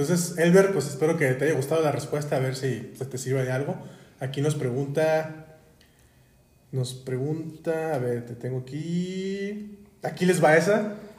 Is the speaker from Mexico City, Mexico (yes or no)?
no; Guadalajara, Jalisco, Mexico; como buenos tapatíos